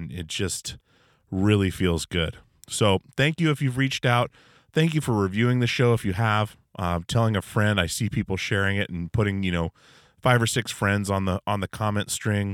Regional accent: Alaska, United States; moved away as an adult; now in Portland, United States; I grew up in Alaska.

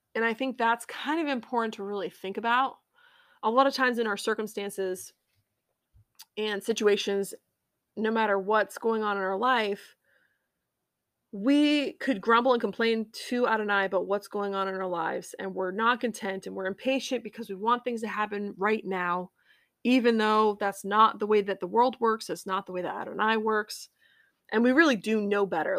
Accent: United States; being an American is important to me

